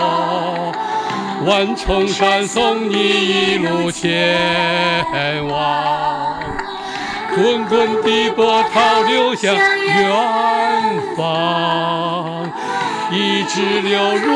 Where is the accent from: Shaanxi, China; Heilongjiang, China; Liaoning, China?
Heilongjiang, China; Harbin; 有我们哈尔滨人有句话，我妈妈说